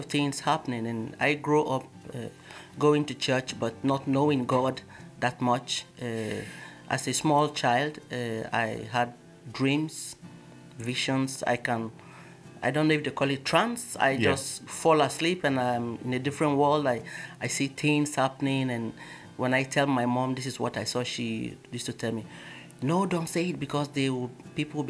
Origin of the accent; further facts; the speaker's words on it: Nigeria; I'm a typical Nigerian, born and bred in Nigeria